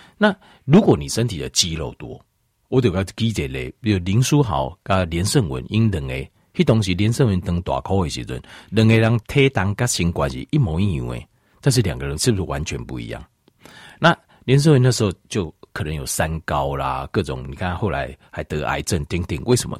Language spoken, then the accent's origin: Chinese; Taiwan; 我们台湾人哦， 好像是， 好像是亚洲人里面哦， 平均起来好像是运动量最少的